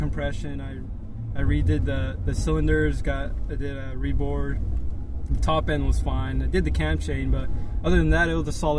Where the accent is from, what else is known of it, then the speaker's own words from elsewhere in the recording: San Lorenzo, California, United States; I'm from San Lorenzo, over the bridge.